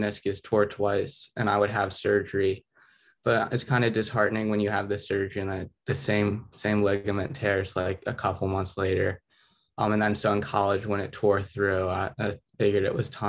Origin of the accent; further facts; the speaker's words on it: Virginia Beach, Virginia, United States; I grew up in Virginia Beach. I've lived here my whole life